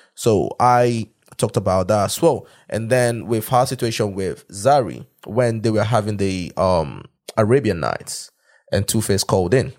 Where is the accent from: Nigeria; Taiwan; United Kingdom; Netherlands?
Nigeria; moved away; being a Nigerian